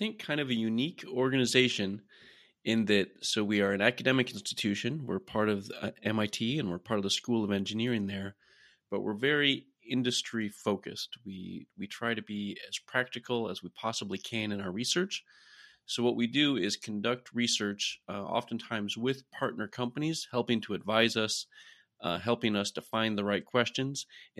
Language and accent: English; Iowa, United States; I'm from Iowa originally, grew up around farming